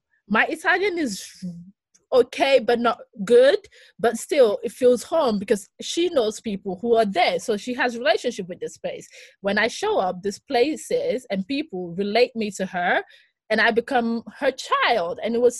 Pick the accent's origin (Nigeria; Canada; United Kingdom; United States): Nigeria; I am a Nigerian, but I'm also Greek, but I'm also someone who's lived in different metropolitan, so it makes sense, Afropolitan.